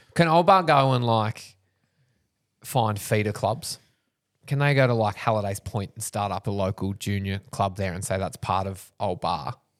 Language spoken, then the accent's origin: English; Wingham, New South Wales, Australia; I grew up in Wingham